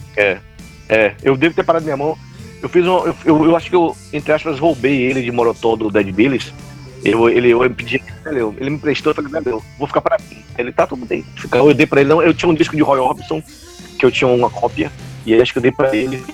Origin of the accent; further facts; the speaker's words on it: Salvador, Bahia, Brazil; eu cresci coisa na Cidade Baixa, velho, que é uma coisa que na minha época, dos anos 90, todos, as, todos os bairros tinham bandas